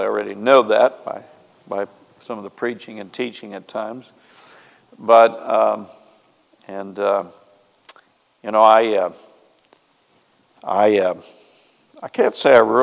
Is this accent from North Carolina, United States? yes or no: no; near Marshfield, Missouri, United States; moved away; I know exactly where that's at. Close to my hometown